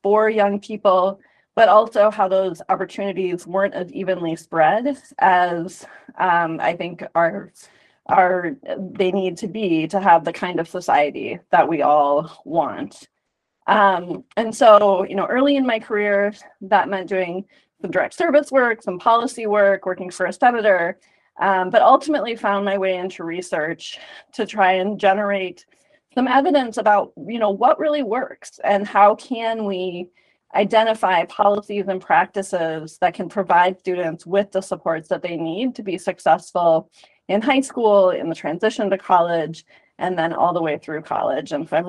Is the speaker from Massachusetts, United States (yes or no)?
no; St. Paul, Minnesota, United States; I grew up in St. Paul, Minnesota. I'm a proud product of the St. Paul Public Schools.